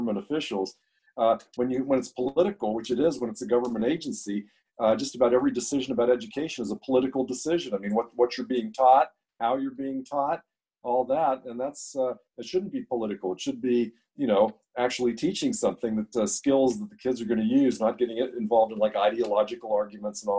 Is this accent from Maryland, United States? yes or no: no; Wheeling, West Virginia, United States; moved away as an adult; also born or lived in California; now in Texas, United States; I grew up in Wheeling, West Virginia.